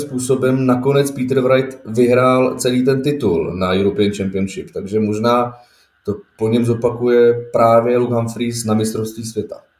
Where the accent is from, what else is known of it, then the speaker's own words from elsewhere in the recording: Bohemia, Czechia; tady u nás v Čechách